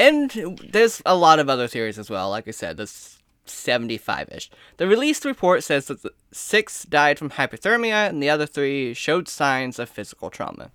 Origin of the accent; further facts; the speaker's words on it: United States; I am American in every ounce of my blood